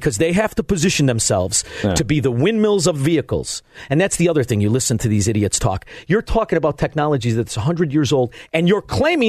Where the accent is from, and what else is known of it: Melrose Park, Illinois, United States